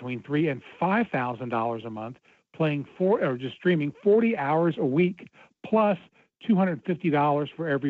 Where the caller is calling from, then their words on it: Cincinnati, Ohio, United States; from Cincinnati.